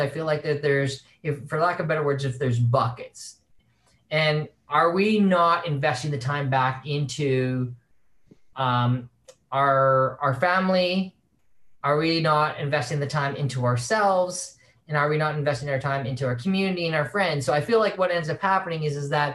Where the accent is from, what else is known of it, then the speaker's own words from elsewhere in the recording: Saskatchewan, Canada; moved away as an adult; also born or lived in San Francisco; I'm originally born and raised in Saskatchewan